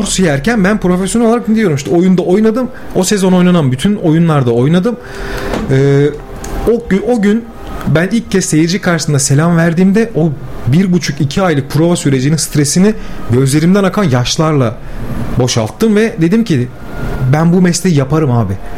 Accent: Gemlik, Bursa, Turkey; also born or lived in İzmit, Kocaeli; Ben Gemlik'te büyümeye başladım. Bir 5 yıl sonra 5 yaşımdayken. İlk orta öğrenimimi Gemlik'te tamamladım.

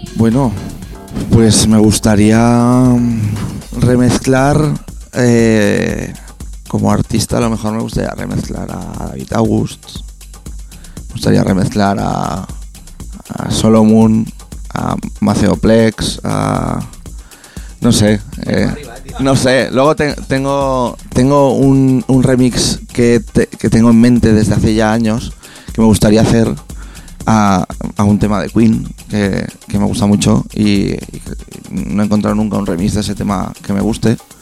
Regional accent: Peñíscola, Valencian Community, Spain; yo soy de Peñíscola

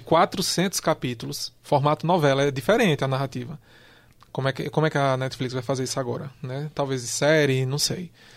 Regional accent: Brazil

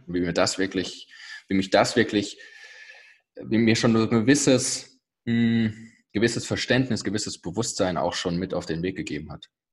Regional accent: near Bonn, North Rhine-Westphalia, Germany; ich komme aus der Nähe von Bonn

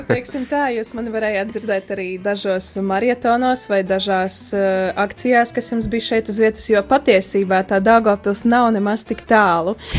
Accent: Strēlnieki, Eglaine Parish, Ilūkste Municipality, Latgale, Latvia; moved away as an adult; also born or lived in Bebrene; now in Daugavpils, Latvia; to es pavadīju Ilūkstas novada Eglainas pagasta strēlniekos, jeb eh, tā ir tāda vieta starp Eglaini un Subati, un tur es pavadīju savu bērnību, savu, savus pusauģu gadus.

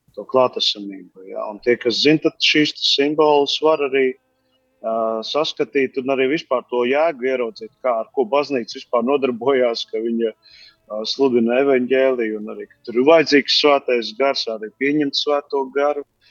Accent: Latvia; mēs taču Latvijā vasaras svētkos bērns. Es atceros bērnībā manā bērnībā

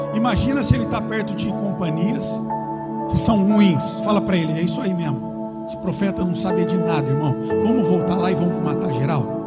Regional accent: Brazil; eu nasci no São Fernando

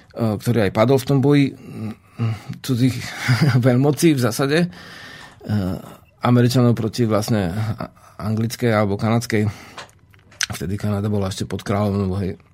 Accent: Slovakia; my sme Sloveni, my sme Slováci na Slovensku

